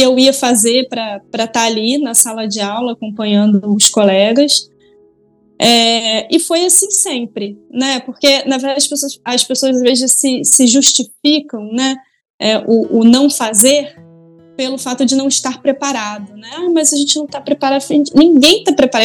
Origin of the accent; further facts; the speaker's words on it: Leopoldina, Minas Gerais, Brazil; moved away; also born or lived in Rio de Janeiro; eu nasci no Rio de Janeiro, mas eu passei parte da minha infância e adolescência no interior de Minas, numa cidade chamada Leopoldina, que é a terra lá da minha mãe